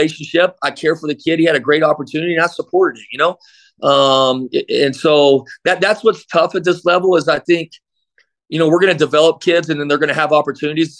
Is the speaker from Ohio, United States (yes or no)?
no; Midland, Texas, United States; also born or lived in Abilene, Texas; now in El Paso, United States; I grew up in Midland, we call West Texas.